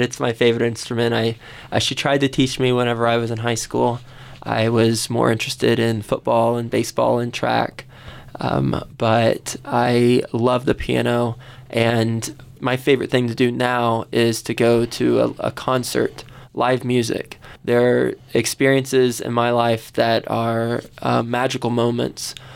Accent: Fort Worth, Texas, United States; I grew up in Fort Worth, Texas

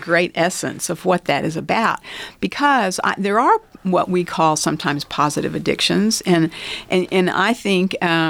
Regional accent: Lubbock, Texas, United States; born there; also born or lived in Baltimore / Pittsburgh; I was born in Lubbock. My parents met at SMU. My dad graduated from Tech and started his first job here. And then we moved to Baltimore, Maryland. And from there, we moved to Pittsburgh, Pennsylvania.

